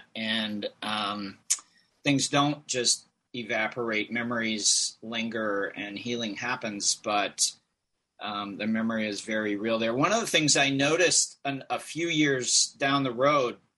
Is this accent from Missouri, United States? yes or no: no; Eden Prairie, Minnesota, United States; moved away as an adult; now in New Jersey, United States; I grew up in Eden Prairie in suburban Minneapolis